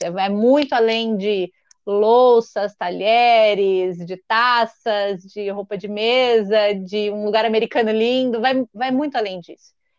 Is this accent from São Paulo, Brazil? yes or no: yes; Marília, São Paulo, Brazil; moved away as an adult; now in Piracicaba, Brazil; eu nasci e cresci em Marília.